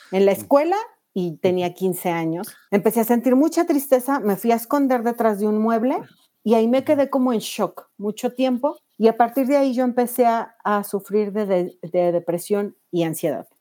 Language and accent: Spanish; Mexico City, Mexico; soy de la Ciudad de México